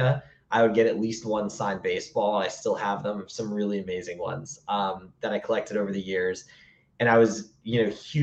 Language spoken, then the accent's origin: English; Massachusetts, United States; I grew up in Massachusetts